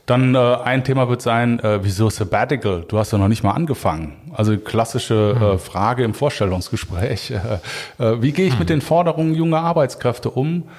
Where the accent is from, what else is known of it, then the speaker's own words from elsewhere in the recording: Cologne, North Rhine-Westphalia, Germany; als Kölner äh, ist natürlich das Kölsche Grundgesetz für mich maßgeblich